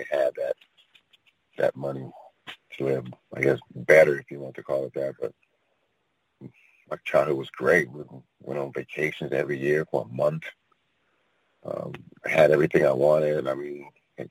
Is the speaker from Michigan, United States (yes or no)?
no; San Francisco Bay Area, California, United States; I'm originally from the San Francisco Bay Area, born and raised